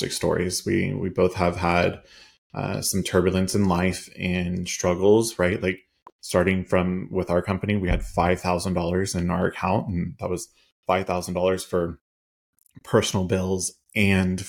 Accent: Kansas, United States; I am from Kansas in the middle of Midwest America.

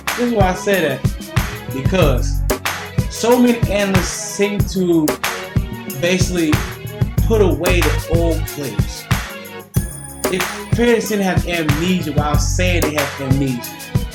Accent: Newport News, Virginia, United States; This man right here is from Virginia. More specific, I'm from Newport News, Virginia.

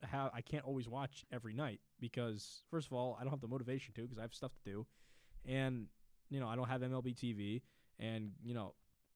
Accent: Connecticut, United States; I'm from Connecticut.

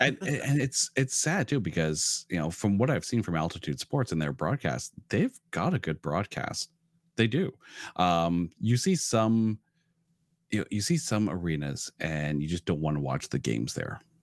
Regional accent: Ottawa, Ontario, Canada; now in Toronto, Canada; I was born in Ottawa, and then I moved to Toronto about, uh, well, twenty years ago

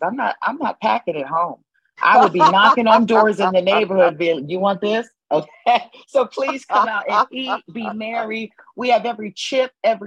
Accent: New Haven, Connecticut, United States; I am born and raised in New Haven, Connecticut

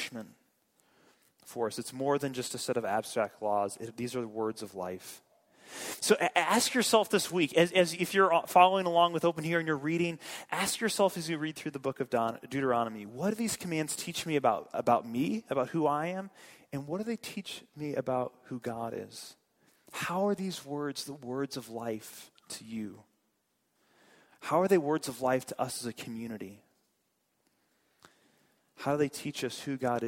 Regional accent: St. Louis, Missouri, United States; I grew up in St. Louis

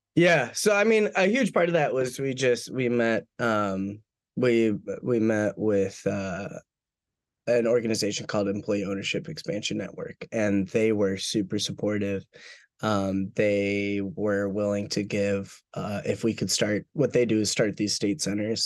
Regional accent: Minneapolis–Saint Paul, Minnesota, United States; now in Alabama, United States; I'm from the Twin Cities originally in Minnesota

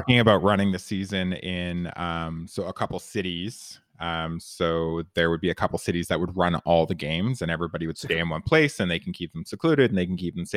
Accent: Canada; I'm Canadian

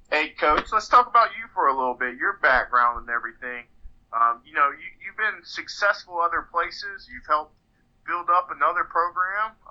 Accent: Ohio, United States; moved away as an adult; also born or lived in Kentucky; I'm I'm originally from Ohio

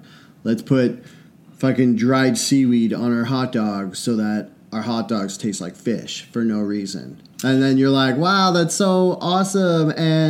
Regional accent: Washington, United States; we're from Washington. The ocean's beside us.

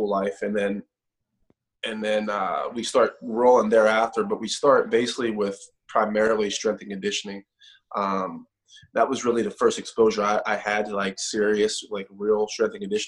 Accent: Pittsburgh, Pennsylvania, United States; moved away as an adult; also born or lived in Morgantown, West Virginia; I'm originally from Pittsburgh, hour and a half up the road

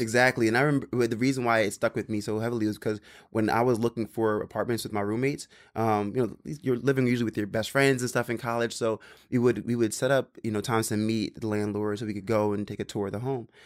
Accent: Maryland, United States; also born or lived in Philadelphia; now in New York, United States; I grew up in Maryland

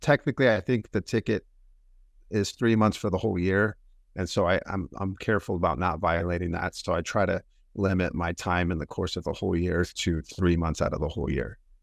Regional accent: United States; I was born and raised in America

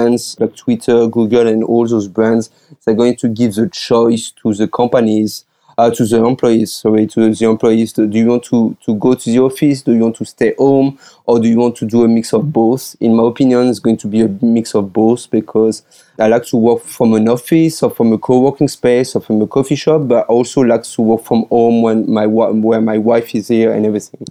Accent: France; accent: French; English is a second language; moved away as an adult; also born or lived in United States; now in Taiwan; I'm calling from Taiwan, but as you probably can hear my accent, I'm originally from France.

